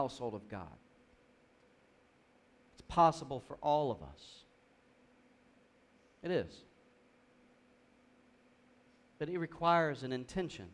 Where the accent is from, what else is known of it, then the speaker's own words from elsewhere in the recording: South Georgia, United States; growing up in South Georgia